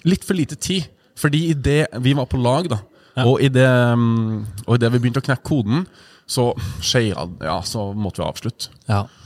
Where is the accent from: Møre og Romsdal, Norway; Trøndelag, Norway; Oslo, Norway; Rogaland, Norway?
Rogaland, Norway; Sandnes; Jeg er fra Sandnes, ja.